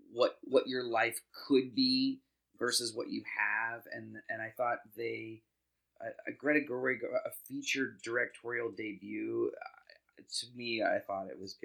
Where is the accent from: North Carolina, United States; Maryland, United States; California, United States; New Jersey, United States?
California, United States; Sacramento; I graduated high school in 2004, and so it was just, it really hit me in all the ways. And I'm from Sacramento